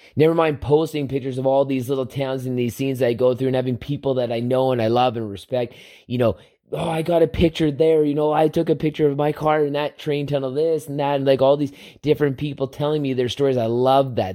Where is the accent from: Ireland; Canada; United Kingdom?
Canada; Southern Alberta; my childhood growing up in Southern Alberta